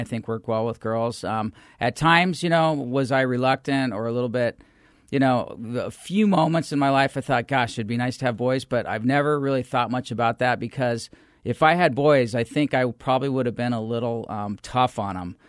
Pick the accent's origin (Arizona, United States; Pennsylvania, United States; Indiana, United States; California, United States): Arizona, United States; Phoenix; I'm a third generation Phoenician, so there's not a lot of us